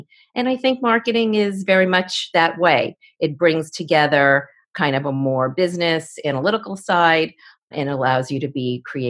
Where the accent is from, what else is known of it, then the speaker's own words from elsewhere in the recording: Forest Hills, New York, United States; So I grew up in Forest Hills, New York, to a regular family.